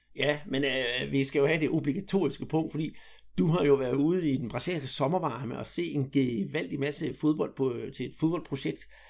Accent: Denmark; vi her hjemme i Danmark

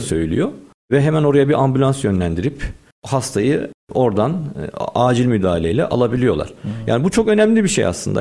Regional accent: Istanbul, Turkey; 1983 doğumluyum, İstanbul doğumluyum.

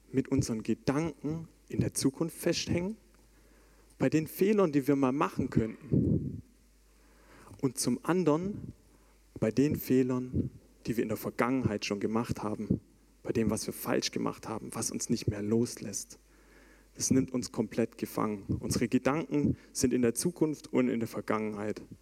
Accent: Baden-Württemberg, Germany; Und wie oft habe ich als Schwabe schon gehört, dass ich eigentlich alles perfekt kann, außer Hochdeutsch?

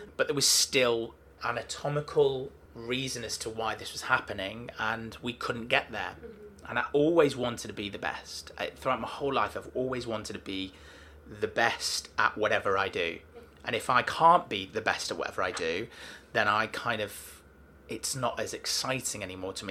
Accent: Manchester, North West England, United Kingdom; I'm from Manchester

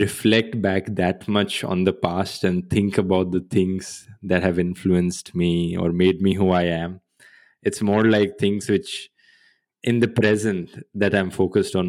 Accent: Haryana, India; moved away as an adult; also born or lived in Germany; I was born in Haryana. And I grew up there also. And until the age of 17, till I did my high school, I moved to Germany for doing my bachelor's

